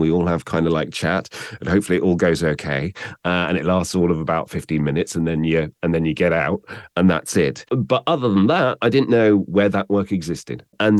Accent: South West England, United Kingdom; A father coming from Bognor Regis and a mother coming from Northern Ireland seem to neutralize my accent, along with an upbringing in Somerset.

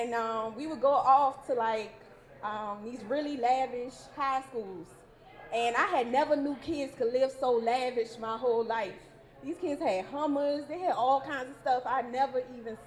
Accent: New Orleans, Louisiana, United States; now in Baltimore, United States; I'm originally from New Orleans, Louisiana. Yes, New Orleans

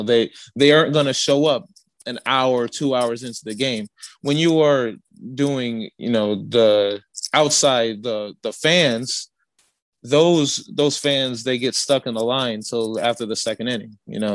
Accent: Gary, Indiana, United States; moved away as an adult; also born or lived in Chicago, Illinois; I'm originally from Gary.

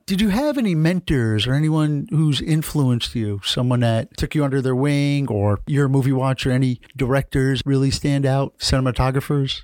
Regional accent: New York, United States; now in Miami, United States; I'm from New York. Although I think being a New Yorker, I was kinda destined to move to Miami one day

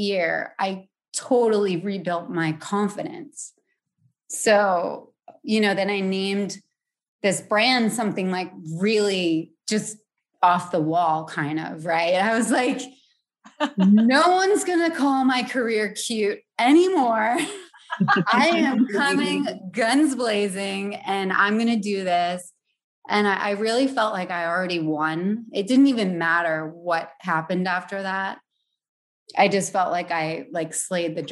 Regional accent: Providence, Rhode Island, United States; born and raised in Providence

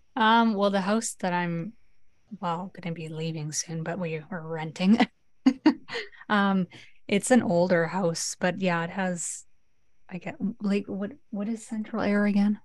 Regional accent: northern BC, British Columbia, Canada; So I'm from like a small town that's like 10 hours north of Vancouver

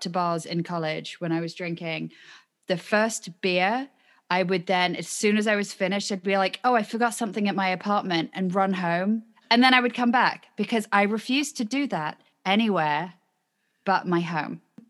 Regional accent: United Kingdom; moved away

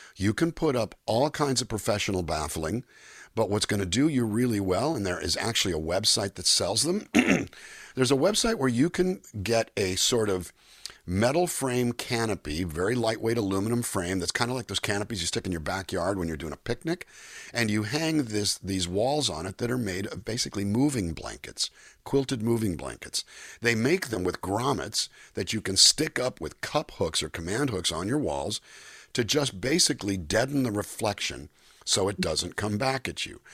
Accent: Calexico, California, United States; moved away as an adult; also born or lived in Los Angeles, California; I was born in Los Angeles and uh, raised in a small Mexican border town, California Mexico border called Calexico, California. I went kindergarten through 12th grade down there

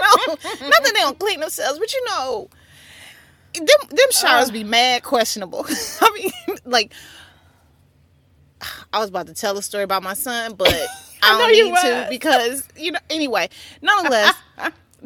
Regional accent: St. Louis, Missouri, United States; I'm from St. Louis

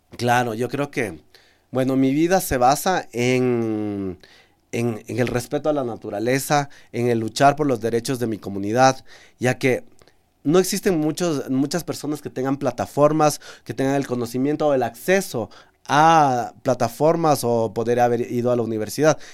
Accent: Amazon region, Ecuador; como ecuatoriano y como amazónico

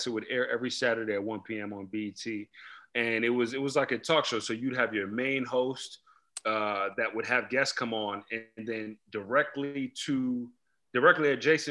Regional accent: New York City, New York, United States; moved away; also born or lived in Queens, New York / Prince George's County, Maryland; I was born in Queens, actually, raised in Brooklyn. Later moved to Maryland, the DMV area, PG County, where I went to high school.

